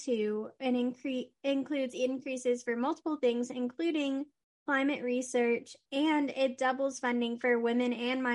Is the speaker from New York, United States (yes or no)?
no; Texas, United States; born or raised there